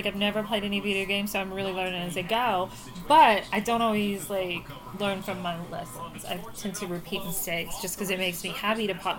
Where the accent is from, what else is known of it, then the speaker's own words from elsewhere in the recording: Virginia, United States; because we're from Virginia and that's what you do.